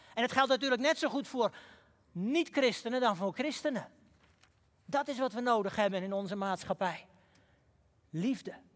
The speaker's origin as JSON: {"language": "Dutch", "town": "Huizen", "region": "North Holland", "country": "Netherlands", "tie": "born or raised there", "said": "In het dorp waar ik ben opgegroeid, huizen"}